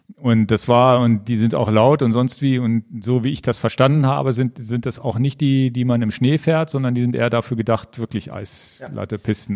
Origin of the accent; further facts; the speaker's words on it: Northern Germany, Germany; bei uns in Norddeutschland